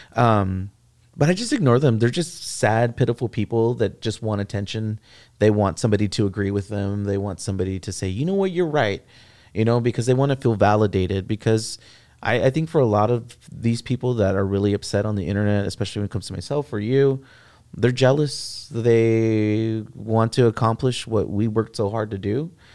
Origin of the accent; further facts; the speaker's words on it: San Antonio, Texas, United States; I grew up in the Castellano courts